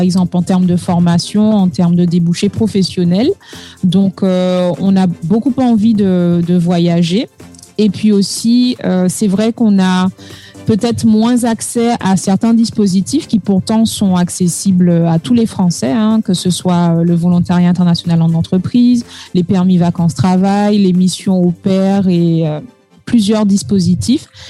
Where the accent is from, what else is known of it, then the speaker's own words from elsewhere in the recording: Martinique; first language French; moved away as an adult; also born or lived in Lille, France / Brazil / Paris, France; comme moi, originaires de Martinique